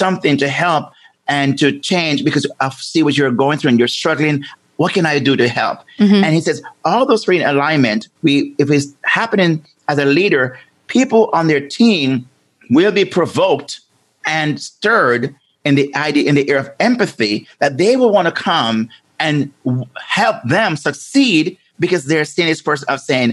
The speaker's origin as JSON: {"language": "English", "country": "Jamaica", "tie": "born or raised there", "said": "I'm from Jamaica, as and growing up there"}